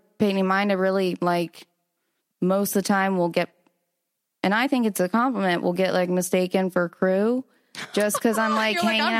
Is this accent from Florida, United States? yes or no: yes; Sarasota, Florida, United States; Sarasota, Florida.